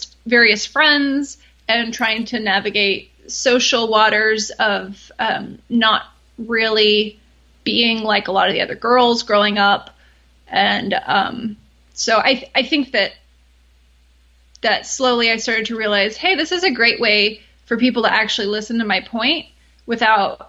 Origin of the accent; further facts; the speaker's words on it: Austin, Texas, United States; I grew up in Austin, where I still live